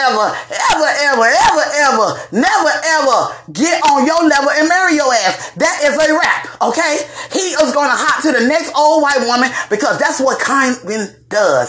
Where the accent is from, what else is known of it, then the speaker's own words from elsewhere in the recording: Dade County and Broward County, South Florida, United States; I'm from Dade County and Broward County in the Palm Beaches